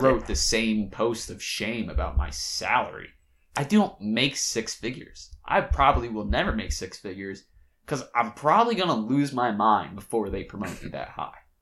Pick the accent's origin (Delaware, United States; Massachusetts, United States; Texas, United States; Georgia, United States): Delaware, United States; I was from Delaware